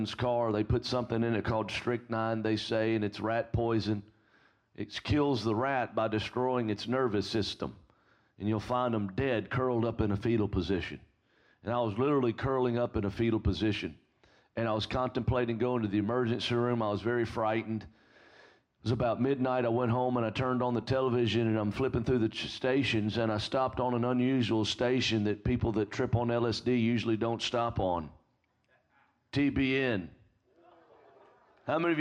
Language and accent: English; Alabama, United States